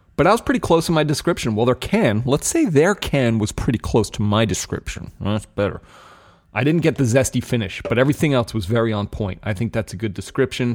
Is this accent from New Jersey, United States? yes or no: yes; New Jersey, United States; New Jersey, my home state